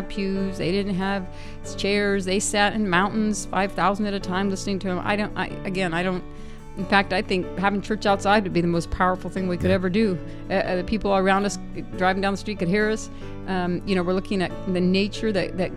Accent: San Diego, California, United States; I'm from San Diego

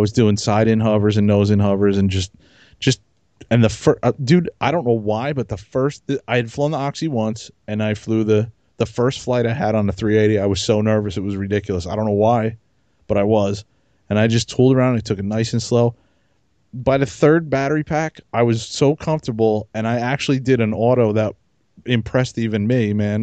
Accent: New Jersey, United States; I'm from Jersey

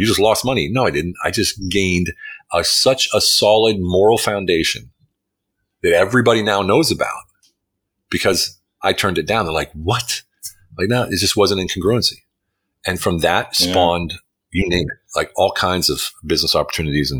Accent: United States; now in Hungary; I'm an American living in Hungary

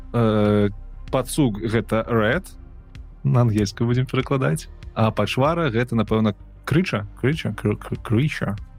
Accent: Belarus; я беларус

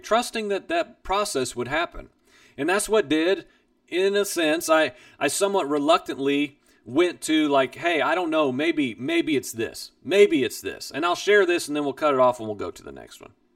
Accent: Midwest, United States; I grew up in the Midwest

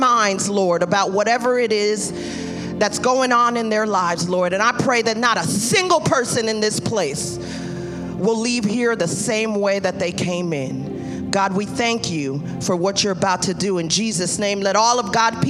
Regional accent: New York City, New York, United States; I'm from Brooklyn. We speak with our hands

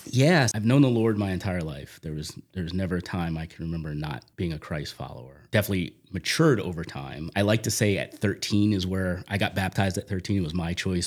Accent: Magnolia, New Jersey, United States; also born or lived in Dudley, Massachusetts; now in Sutton, Massachusetts, United States; I grew up in South Jersey, right outside of the Camden area, if you're familiar with that area. Small little town called Magnolia

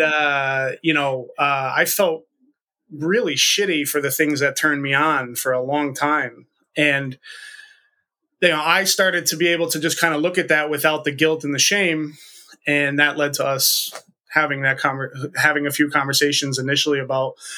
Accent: the northeast of the U.S., United States; 37 years old born and raised in the northeast of the, the U.S.

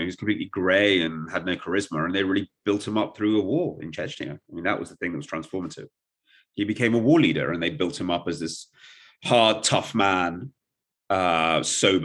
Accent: England, United Kingdom; first language Russian; also born or lived in Kyiv, Ukraine / Germany / Russia; I grew up entirely in England and a bit in Germany.

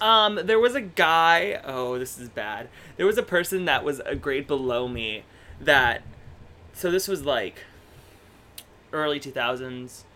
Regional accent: Stockbridge, Michigan, United States; I'm originally from Michigan. I'm from a little tiny town

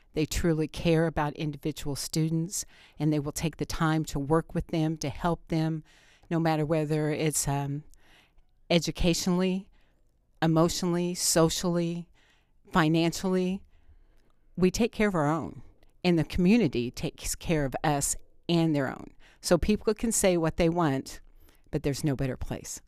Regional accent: Bloomfield, Indiana, United States; I grew up in Bloomfield, and, um, I'm proud to be from Greene County

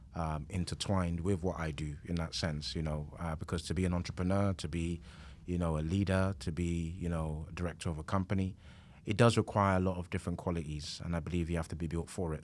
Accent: London, United Kingdom; I grew up in East London

